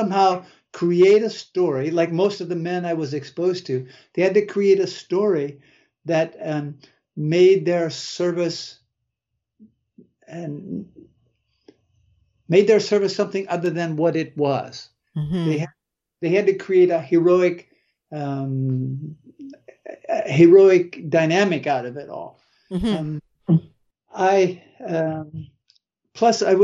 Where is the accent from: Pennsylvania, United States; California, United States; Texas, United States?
Pennsylvania, United States; Waterford; also born or lived in Meadville, Pennsylvania; I grew up in Northwest Pennsylvania